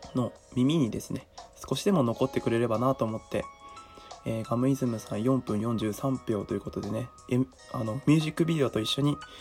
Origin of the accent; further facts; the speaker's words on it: Tohoku, Japan; 僕の地元も、まあ、やられてしまった地域なんですけど